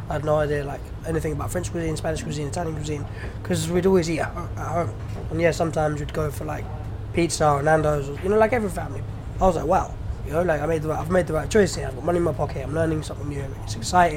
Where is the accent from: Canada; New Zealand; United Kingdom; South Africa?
United Kingdom; I'm British born. My parents are Iranian